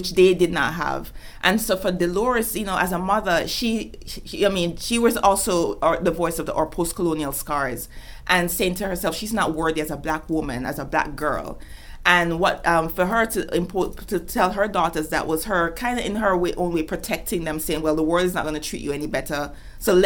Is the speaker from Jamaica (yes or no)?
yes; Kingston, Jamaica; moved away; in Kingston, where I grew up